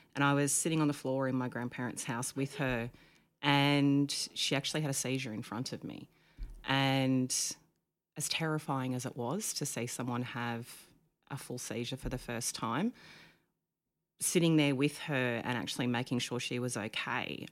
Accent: Dalmeny, New South Wales, Australia; moved away as an adult; also born or lived in Canberra; now in Queensland, Australia; I grew up on the south coast of New South Wales in a little teeny tiny town called Dalmeny, which is near Bateman's Bay

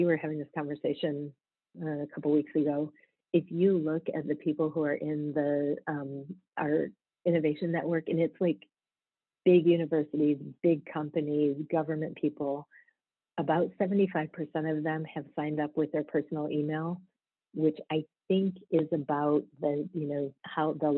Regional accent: rural Michigan, United States; moved away as an adult; also born or lived in Atlanta / the Bronx; I grew up in rural Michigan

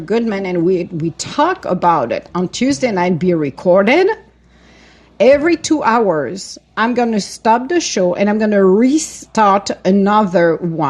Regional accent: Italy; From Italy.

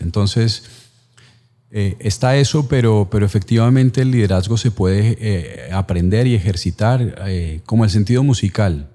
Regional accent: Colombia; como colombiano

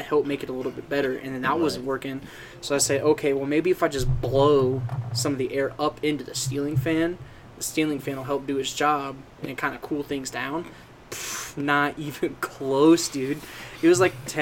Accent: Colorado, United States; being from Colorado

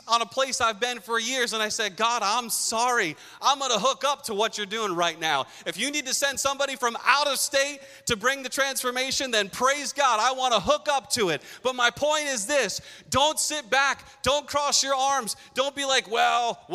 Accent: Pawtucket, Rhode Island, United States; moved away as an adult; now in Massachusetts, United States; I was a kid growing up in Curtis Elementary School on Benefit Street in Pawtucket

